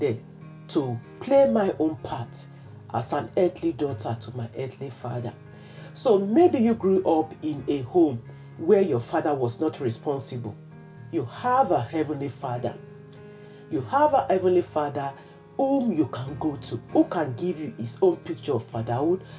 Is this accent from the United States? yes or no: no; Nigeria; I grew up in Nigeria